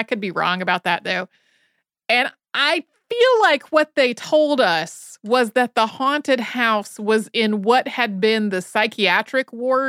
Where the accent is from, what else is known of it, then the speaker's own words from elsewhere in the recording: Winston-Salem, North Carolina, United States; So when I was a kid, I grew up outside of Winston-Salem, North Carolina.